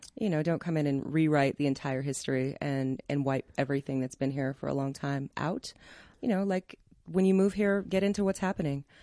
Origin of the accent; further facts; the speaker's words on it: Denver, Colorado, United States; I grew up in Park Hill. I love this city